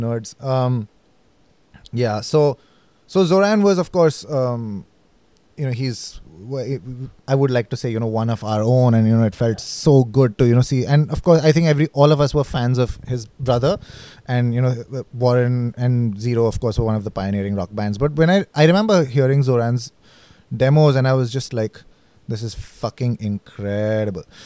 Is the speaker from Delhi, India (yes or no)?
yes; Delhi, India; also born or lived in Manipal; I am from Delhi, but at that point in time, I was in Manipal